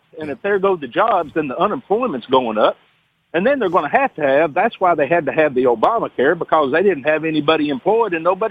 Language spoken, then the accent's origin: English; Athens, Alabama, United States; I'm from Athens, Alabama.